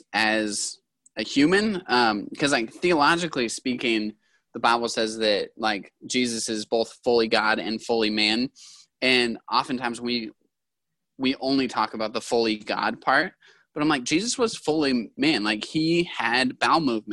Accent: Yakima, Washington, United States; I'm from Yakima

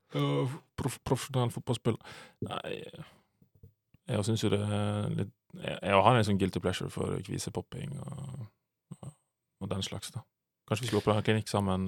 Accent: Sunnmøre, Møre og Romsdal, Norway; Aldri skammer meg for å være sunnmøring.

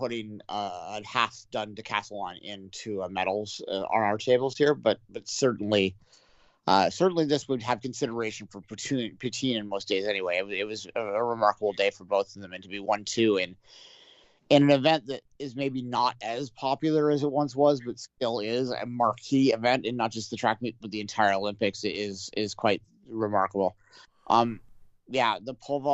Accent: Canada; we're Canadian

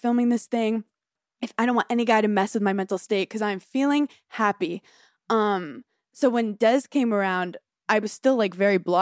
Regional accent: New York City, New York, United States; I'm from Brooklyn

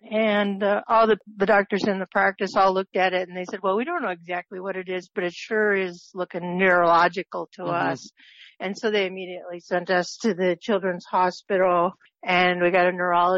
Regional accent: Wisconsin, United States; now in Scottsdale, United States; No, I'm in Scottsdale, Arizona. I'm from Wisconsin.

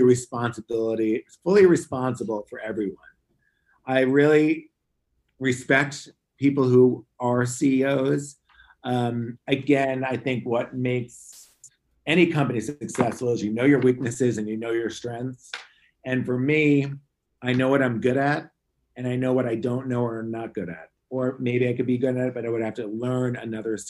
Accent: Long Island, New York, United States; I grew up in Long Island, New York

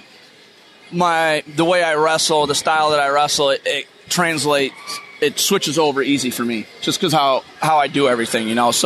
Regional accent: Michigan, United States; born or raised there

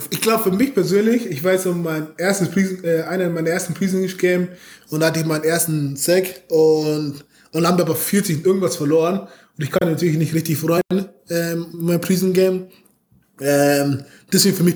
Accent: Munich, Bavaria, Germany; also wie gesagt, ich komme aus München. Ähm, da ist der zu Bayern, wie ihr euch vorstellen könnt, ziemlich groß.

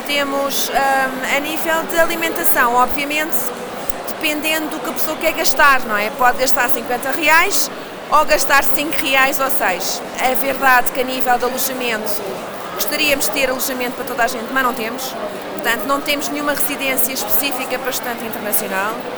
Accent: Lisbon, Portugal; eu sou lisboeta, portanto também posso, ser lisboeta, nascida e criada

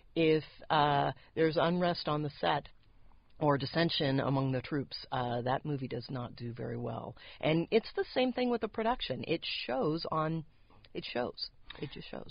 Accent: San Diego, California, United States; also born or lived in Los Angeles; I grew up in the San Diego area

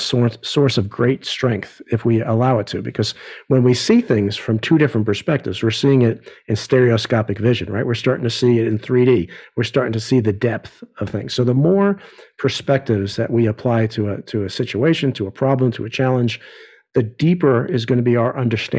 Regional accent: New York, United States; growing up in New York, my universe, when I was a kid, you know, didn't extend past the Hudson River

